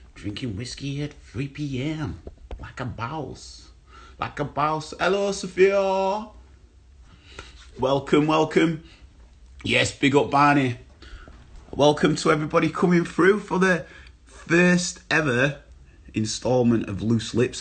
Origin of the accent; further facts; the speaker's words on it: Bradford, Yorkshire and the Humber, United Kingdom; I grew up Bradford